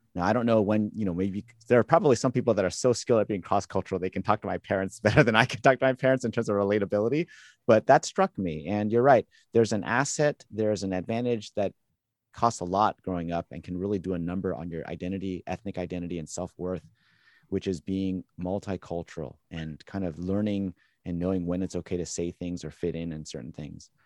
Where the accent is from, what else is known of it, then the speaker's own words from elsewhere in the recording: Southern California, United States; moved away as an adult; now in Boston, United States; growing up in Southern California